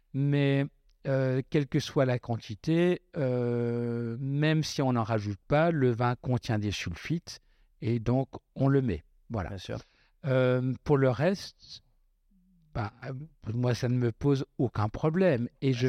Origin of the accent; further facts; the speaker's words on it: Westhoffen, Grand Est, France; chez nous à Westphalen